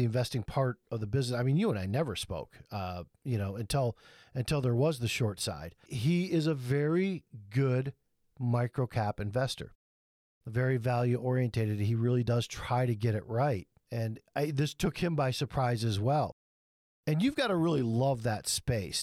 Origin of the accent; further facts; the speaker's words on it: Michigan, United States; I grew up in Michigan